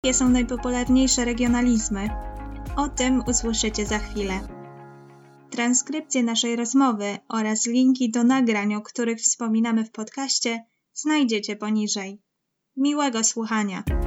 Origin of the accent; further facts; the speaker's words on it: Kraków, Lesser Poland, Poland; W Krakowie, w Małopolsce mówimy oczywiście na pole, nie na dwór.